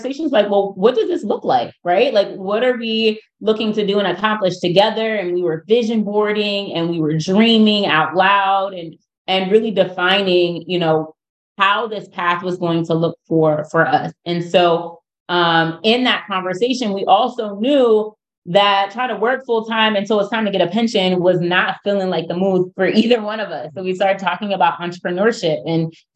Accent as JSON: {"language": "English", "country": "United States", "moved": "yes", "lives_now": "Baltimore, United States", "said": "I'm from outside of Philadelphia, about an hour from Baltimore."}